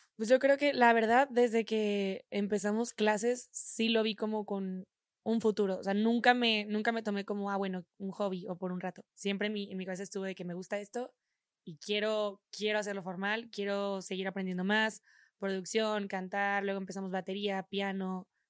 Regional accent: Monterrey, Nuevo León, Mexico; moved away as an adult; now in Mexico City, Mexico; somos de, de Monterrey

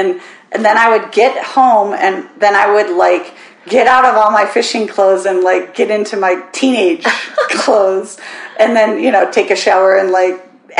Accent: Minnesota, United States; accent: Minnesotan; now in Maupin, United States; So I grew up in Minnesota.

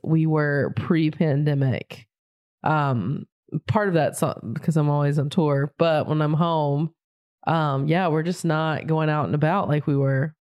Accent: near Charlotte, North Carolina, United States; moved away; also born or lived in Raleigh, North Carolina; I grew up right outside of it. My hometown is very small and quaint

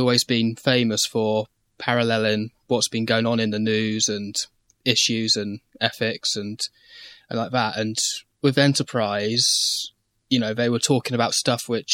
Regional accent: United Kingdom; I'm British

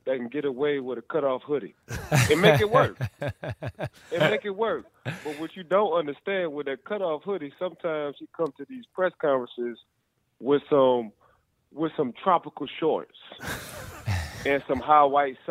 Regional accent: New Orleans, Louisiana, United States; also born or lived in Gretna, Louisiana; I'm from New Orleans. So actually, I was one of the smallest guys on my football team when I played. I played defensive end in high school

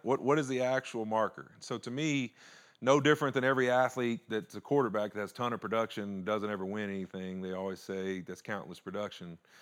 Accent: Louisiana, United States; moved away; I was Country boy from Louisiana

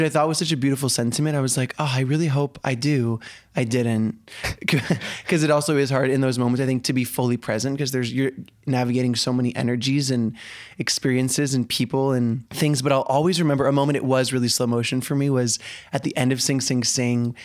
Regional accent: Denver, Colorado, United States; also born or lived in Colombia; I was born in Colombia and adopted when I was super young, but I was raised in Denver

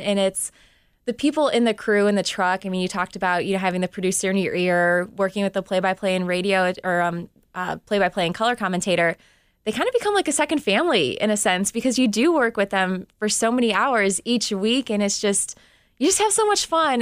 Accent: Cleveland, Ohio, United States; covering my hometown team

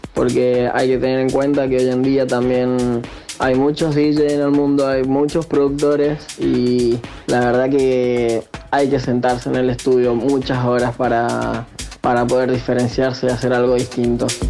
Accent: Argentina; moved away as an adult; now in Tenerife, Spain; me fui de Argentina, estoy viviendo en España, estoy viviendo en Tenerife

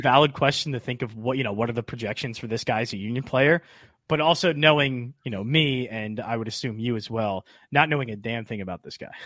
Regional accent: Springfield, Pennsylvania, United States; also born or lived in Oxford, Pennsylvania; I'm from Delco and Chester County

